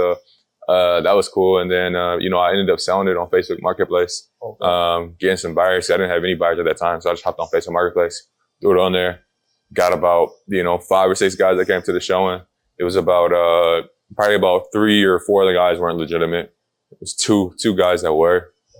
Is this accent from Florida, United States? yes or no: no; Akron, Ohio, United States; I was born and raised in Akron. Moved around a little bit. Akron's where the roots are at.